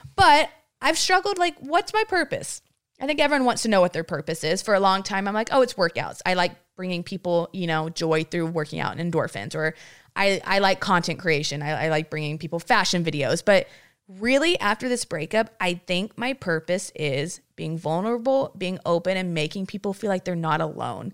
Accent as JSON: {"language": "English", "town": "Granbury", "region": "Texas", "country": "United States"}